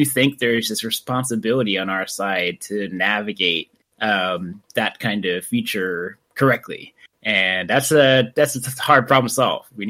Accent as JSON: {"language": "English", "region": "New York", "country": "United States", "tie": "born or raised there", "said": "I'm a first generation, born in New York."}